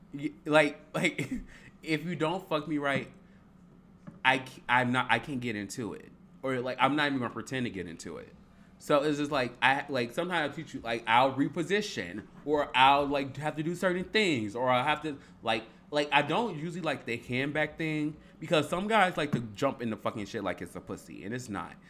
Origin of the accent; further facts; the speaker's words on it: Harvey, Illinois, United States; I'm from Harvey